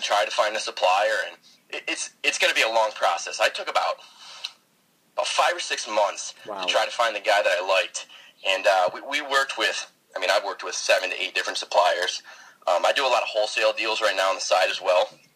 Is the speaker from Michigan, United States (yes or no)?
yes; just south of Detroit, Michigan, United States; I am from Michigan, just south of Detroit.